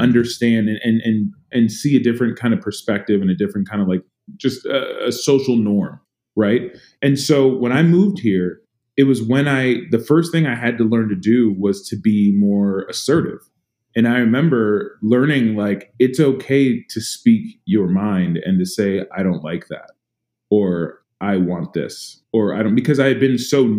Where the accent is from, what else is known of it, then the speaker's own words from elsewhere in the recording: San Antonio, Texas, United States; I grew up in Texas. I grew up in in San Antonio, Texas